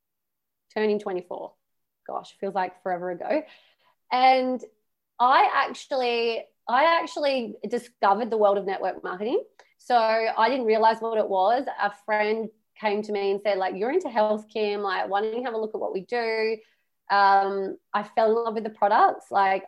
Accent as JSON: {"language": "English", "country": "Australia", "said": "I am Australian"}